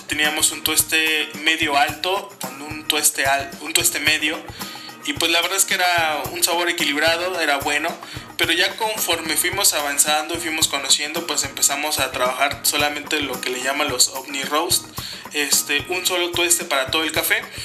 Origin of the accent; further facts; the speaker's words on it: Cuernavaca, Morelos, Mexico; also born or lived in Mexico City; yo soy de Cuernavaca, vivimos en Cuernavaca, Morelos